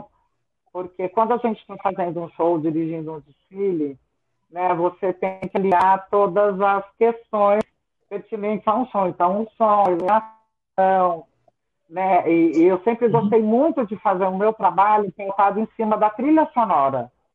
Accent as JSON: {"language": "Portuguese", "town": "Ribeirão Preto", "region": "São Paulo", "country": "Brazil", "tie": "born or raised there", "moved": "yes", "lives_now": "São Paulo, Brazil", "said": "eu nasci em Ribeirão Preto, no interior de São Paulo."}